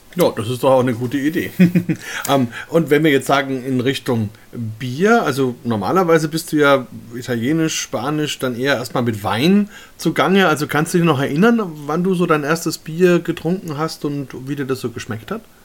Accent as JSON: {"language": "German", "country": "Germany"}